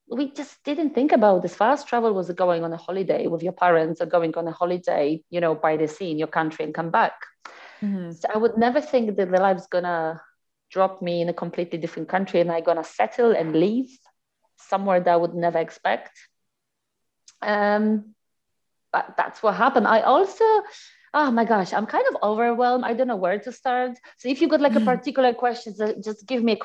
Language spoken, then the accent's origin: English; Poland; English is a second language; moved away as an adult; also born or lived in Nancy, France; now in London, United Kingdom; I'm from Poland. Living currently for the past, oh my gosh, over 8 years in UK, in London